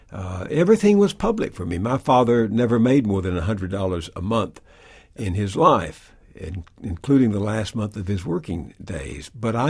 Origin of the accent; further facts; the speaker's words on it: East Texas, United States; growing up in East Texas